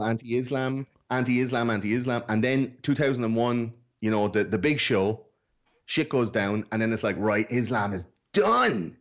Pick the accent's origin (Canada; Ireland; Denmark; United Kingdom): Ireland; I'm fucking Irish.